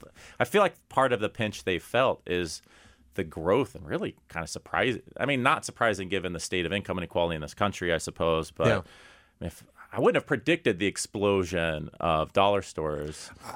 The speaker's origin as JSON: {"language": "English", "region": "Texas", "country": "United States", "said": "and always good to have a fellow Texan call in, David, I'm also a Texan."}